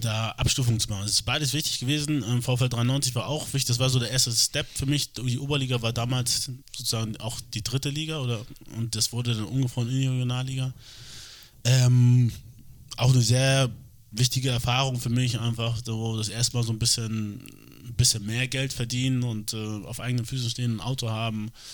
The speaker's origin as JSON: {"language": "German", "region": "Hamburg", "country": "Germany", "tie": "born or raised there", "said": "ich, obwohl ich hier geboren bin, aufgewachsen bin äh, und Deutsch natürlich die Sprache ist, die ich am besten spreche"}